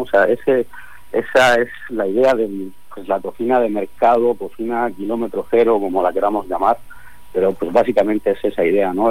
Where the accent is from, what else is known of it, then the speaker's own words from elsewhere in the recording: Spain; now in Mexico; yo como español